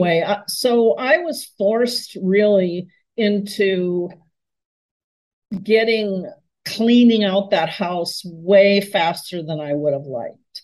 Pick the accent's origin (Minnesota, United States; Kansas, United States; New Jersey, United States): Minnesota, United States; Minneapolis; moved away as an adult; also born or lived in California; I moved to my hometown of Minneapolis, where I was born and raised